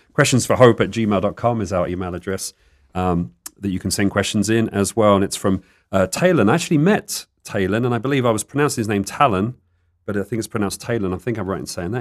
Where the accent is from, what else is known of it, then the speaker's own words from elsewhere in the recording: United Kingdom; now in Tucson, United States; I guess I'm still a Brit, but in the desert